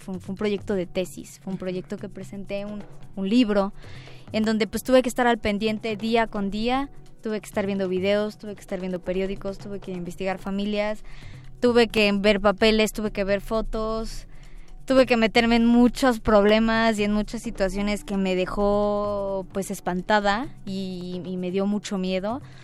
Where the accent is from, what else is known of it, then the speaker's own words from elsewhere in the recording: Puebla, Mexico; now in Mexico City, Mexico; el estado de Puebla, que es donde yo nací, donde yo crecí.